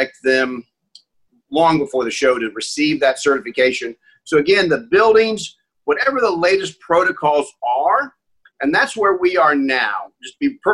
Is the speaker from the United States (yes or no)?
yes; Indianapolis, Indiana, United States; I was born in Indianapolis